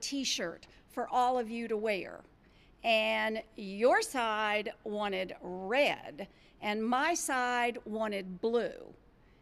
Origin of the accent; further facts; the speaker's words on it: D.C., District of Columbia, United States; moved away; I grew up outside Washington, D.C.